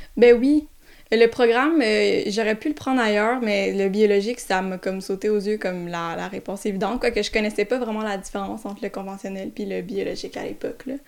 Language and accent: French; South Shore of Montreal, Quebec, Canada; je viens d'arriver la sud de Montréal